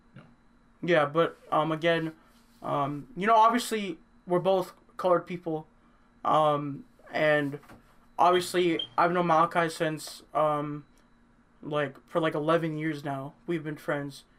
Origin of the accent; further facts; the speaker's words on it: Canada; we're from Canada